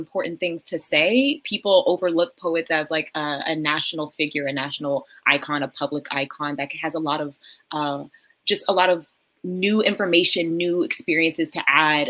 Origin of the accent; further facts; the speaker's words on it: Texas, United States; I feel very disrespected as a Texan